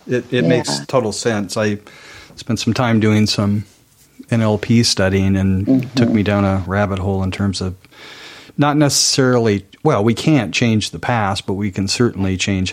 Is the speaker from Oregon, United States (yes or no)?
yes; Portland, Oregon, United States; I'm from Oregon, Portland